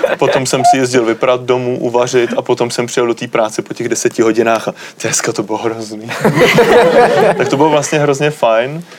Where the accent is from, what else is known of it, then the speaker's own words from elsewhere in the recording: Czechia; jsem z České republiky